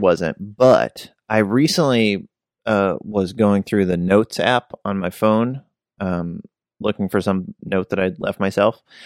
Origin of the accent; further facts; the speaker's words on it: West Virginia, United States; I grew up in West Virginia